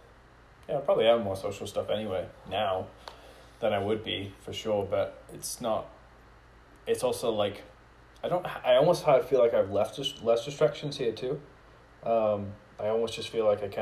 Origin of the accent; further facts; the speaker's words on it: Scotland, United Kingdom; moved away; I was born in Scotland